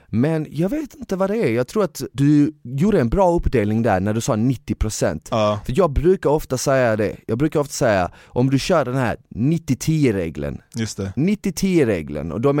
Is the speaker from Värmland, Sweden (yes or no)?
no; Eskilstuna, Södermanland, Sweden; now in Stockholm, Sweden; jag är från Eskilstuna i grund och botten och jag flyttade